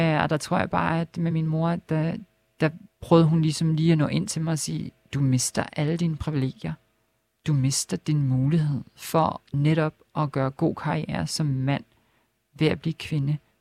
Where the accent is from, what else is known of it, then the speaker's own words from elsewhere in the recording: Lolland-Falster, Zealand, Denmark; moved away as an adult; also born or lived in Helsingør / Copenhagen; jeg er ikke født der, men jeg er opvokset på Lolland Falster. Mm øh, født i Helsingør